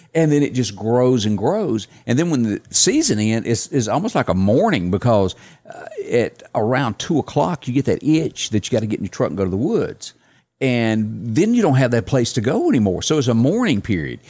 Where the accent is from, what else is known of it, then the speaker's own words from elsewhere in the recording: Deep South, United States; accent: southern drawl; As a kid growing up in the Deep South